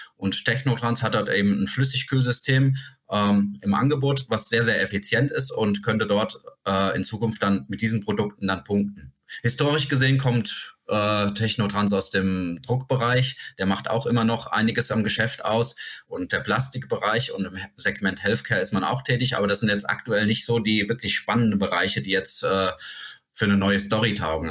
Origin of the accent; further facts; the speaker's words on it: Germany; bei uns in Deutschland